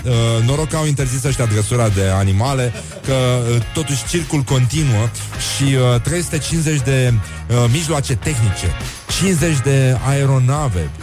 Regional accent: Romania; noi ca români, ca popor, ca cetățeni

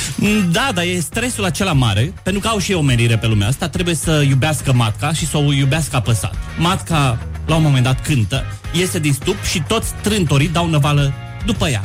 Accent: Suceava, Suceava County, Romania; also born or lived in Cluj-Napoca / Vaslui; now in Bucharest, Romania; Sunt din Suceava, am trăit ah. în Cluj, am făcut liceu teologic, după care m-am mutat la capitală

